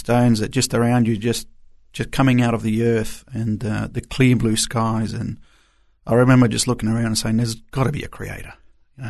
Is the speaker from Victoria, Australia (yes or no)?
yes; Melbourne, Victoria, Australia; English is a second language; also born or lived in Argentina / Chile; we migrated to Melbourne and stayed in Melbourne for a good 22 years. So most of my life, I grew up in Melbourne. Arrived here without a word of English